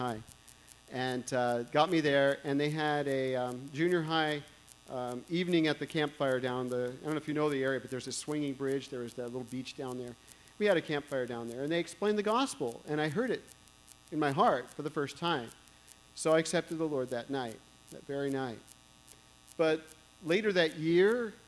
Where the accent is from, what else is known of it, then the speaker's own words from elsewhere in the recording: Walnut Creek, California, United States; I grew up in Walnut Creek here